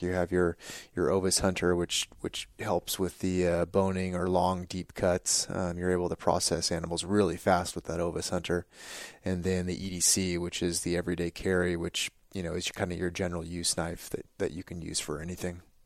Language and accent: English; California, United States; growing up in California